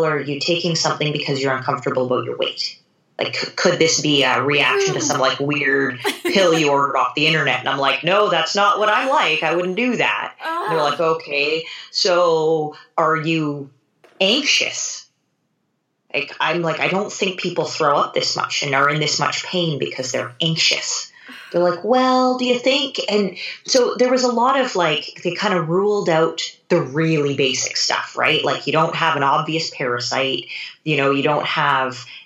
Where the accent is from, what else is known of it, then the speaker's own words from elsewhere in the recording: Canada; I am a Canadian living on the West Coast